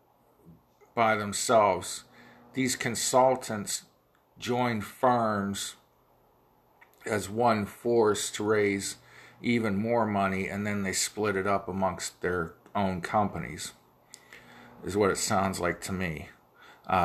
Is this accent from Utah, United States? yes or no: no; Ohio, United States; accent: Ohio; my Ohio accent